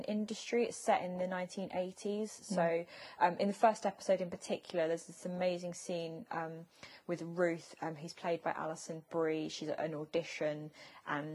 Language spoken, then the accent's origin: English; United Kingdom; as a British person